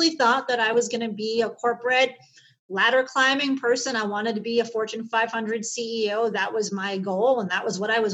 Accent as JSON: {"language": "English", "town": "Chicago", "region": "Illinois", "country": "United States", "tie": "born or raised there", "said": "I grew up in Chicago, in the city, back in the 70s and 80s"}